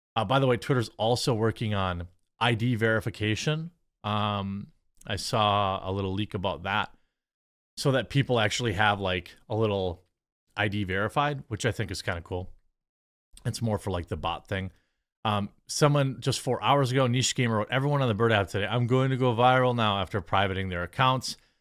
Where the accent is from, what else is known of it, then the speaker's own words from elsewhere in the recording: Wisconsin, United States; I'm from Wisconsin. That's how I talk.